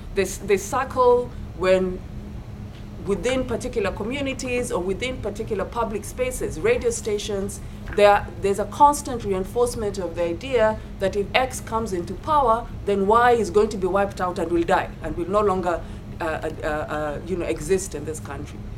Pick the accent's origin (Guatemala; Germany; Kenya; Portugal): Kenya; as a Kenyan and as a scholar